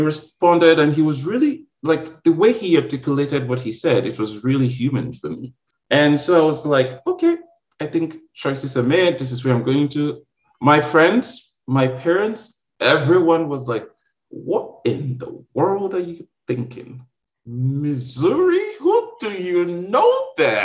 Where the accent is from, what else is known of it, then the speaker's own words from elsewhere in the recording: Nigeria; moved away as an adult; now in United States; I'm originally from Nigeria